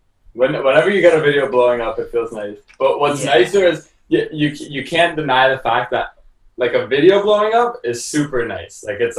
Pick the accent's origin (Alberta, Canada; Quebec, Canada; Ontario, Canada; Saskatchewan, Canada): Ontario, Canada; Toronto; cause we're from Canada.